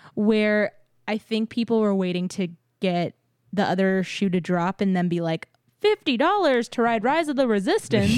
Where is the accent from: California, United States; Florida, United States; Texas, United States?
Texas, United States; San Antonio; moved away; I grew up in San Antonio and lived there most of my life